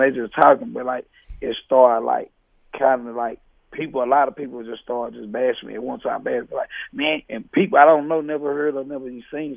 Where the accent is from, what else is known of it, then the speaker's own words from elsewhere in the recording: Fort Worth, Texas, United States; I'm from Fort Worth, Texas